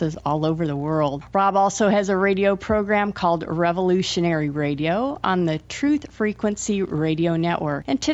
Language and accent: English; Florida, United States; I grew up in Florida